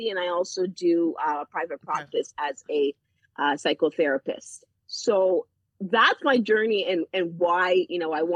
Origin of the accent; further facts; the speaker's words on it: Toronto, Ontario, Canada; moved away as an adult; also born or lived in Peel Region / York Region; now in Simcoe County, Canada; And growing up in Toronto, I decided that I wanted to work in Toronto.